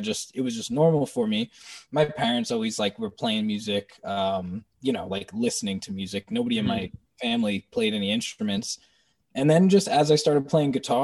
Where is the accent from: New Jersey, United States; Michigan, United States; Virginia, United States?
New Jersey, United States; growing up in New Jersey